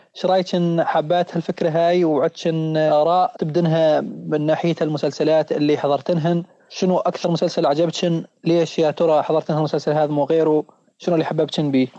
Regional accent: Syria; also born or lived in Lebanon; احنا كسوريين

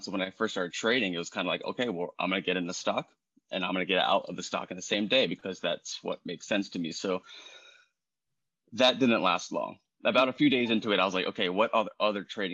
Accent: Baltimore, Maryland, United States; moved away as an adult; now in Hawaii, United States; I'm not native Hawaiian. I'm not from here. I'm from Baltimore

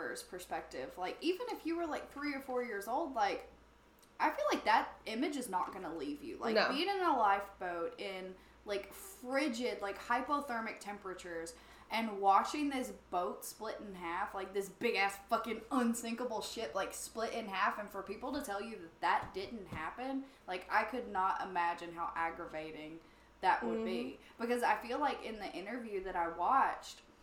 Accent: Alabama, United States; I'm from Alabama

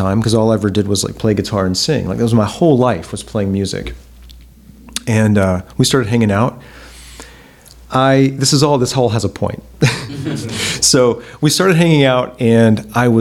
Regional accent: Montgomery, Alabama, United States; Huntington College, which was in my hometown, and I had no plans of going to Huntington College. I had already like applied to other schools. I was planning to get out of Montgomery.

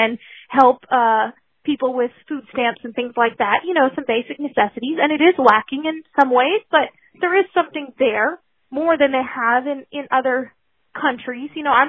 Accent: Philippines; now in United States; Because I grew up overseas in the Philippines, and where we lived very remote. I was born in 1986

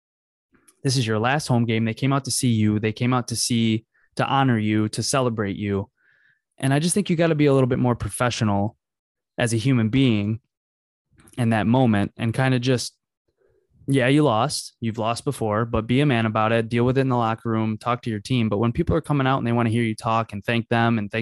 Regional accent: Rochester, New York, United States; I grew up obviously in Rochester

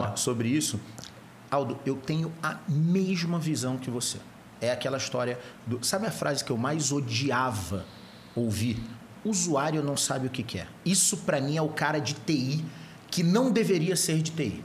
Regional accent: Rio de Janeiro, Brazil; now in São Paulo, Brazil; Eu sou carioca

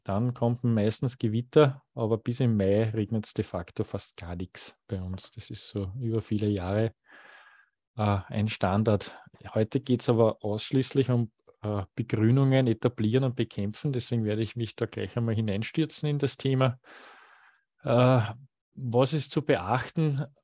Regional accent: Waldviertel, Lower Austria, Austria; falls ich zu sehr in die Mundart verfalle, ich bin ja aus dem Waldviertel und nicht immer das Hochdeutsches mächtig

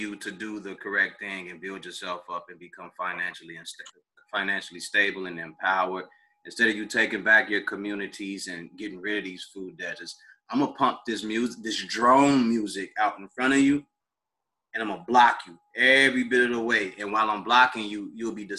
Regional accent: Chicago, Illinois, United States; I grew up on the South Side too.

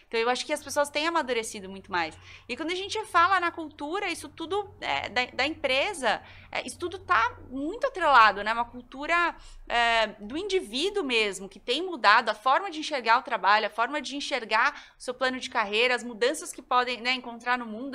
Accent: Goiás, Brazil; Eu sou goiana

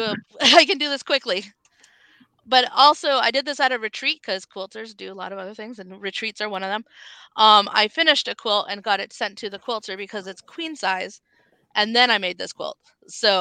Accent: Canada; moved away; we're Canadian.

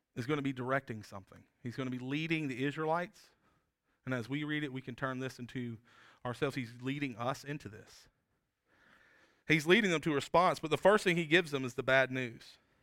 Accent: South Georgia, United States; moved away as an adult; also born or lived in Appalachian State (North Carolina mountains); now in South Carolina, United States; when I was a kid, I grew up in South Georgia

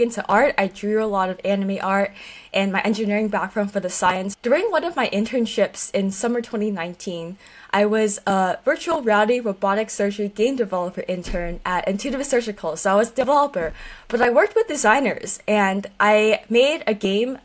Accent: Silicon Valley, California, United States; being born and raised in Silicon Valley

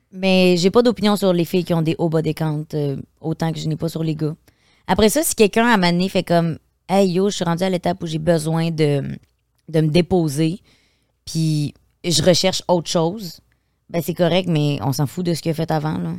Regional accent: Beauce, Quebec, Canada; moved away as an adult; je viens de la Beauce.

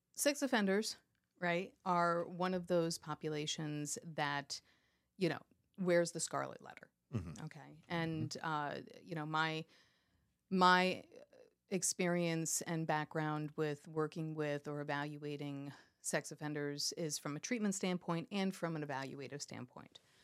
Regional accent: New York, United States; also born or lived in Miami, Florida; now in Pennsylvania, United States; I was born and raised in in New York, uh, okay. outside of this probably about 45 minutes outside of the city

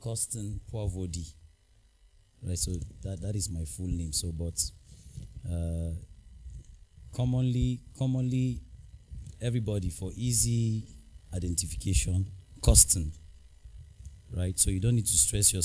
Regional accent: Numan, Adamawa, Nigeria; I'm from Numan Adamawa State, Nigeria

